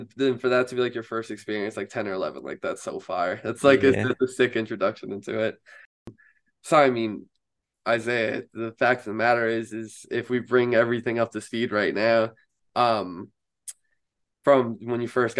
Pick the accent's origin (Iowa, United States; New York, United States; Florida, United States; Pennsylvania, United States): New York, United States; New York City; Hey, welcome to New York, man. I'm a New Yorker myself.